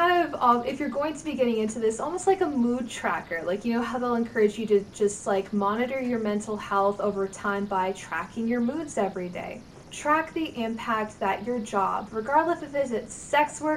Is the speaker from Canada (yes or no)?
yes; Canada; as a Canadian who lives with geese